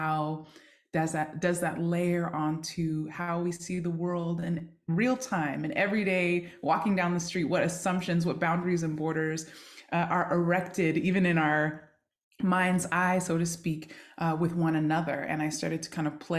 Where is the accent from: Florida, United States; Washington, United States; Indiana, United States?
Washington, United States; Seattle; also born or lived in Yokohama, Japan; I grew up in Seattle, Washington, occupied Duwamish territory.